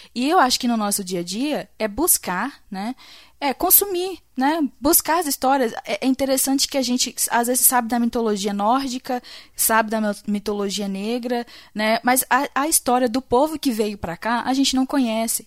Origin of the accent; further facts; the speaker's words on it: Brazil; como brasileiro